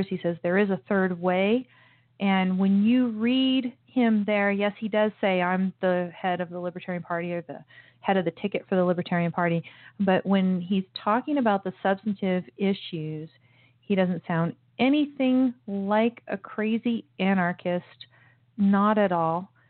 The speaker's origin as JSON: {"language": "English", "country": "United States", "tie": "born or raised there", "said": "I was born in the United States"}